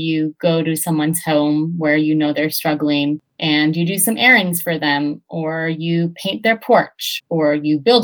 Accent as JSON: {"language": "English", "town": "Charlottetown", "region": "Prince Edward Island", "country": "Canada", "tie": "born or raised there", "said": "I'm from Charlottetown, PEI, and I grew up with a lot of class and racial privilege"}